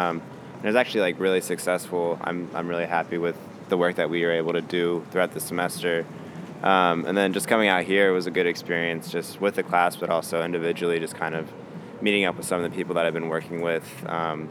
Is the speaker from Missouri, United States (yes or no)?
yes; Kansas City, Missouri, United States; now in Chicago, United States; I grew up in Kansas City, Missouri.